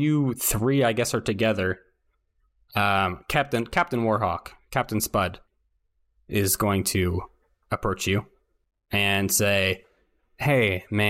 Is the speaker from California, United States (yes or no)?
yes; California, United States; I am from California.